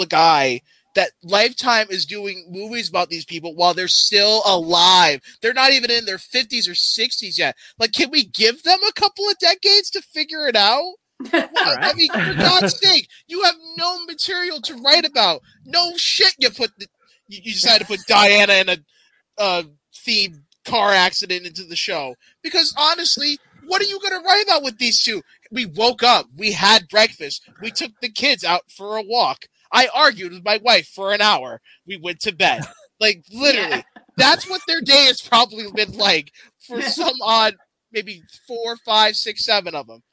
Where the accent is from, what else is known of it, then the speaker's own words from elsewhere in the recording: United States; as an American